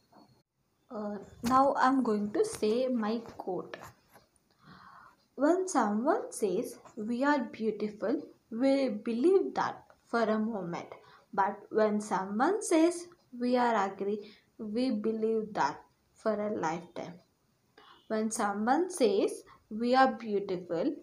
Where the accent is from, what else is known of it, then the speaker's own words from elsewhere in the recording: Hyderabad, Telangana, India; I am from Hyderabad.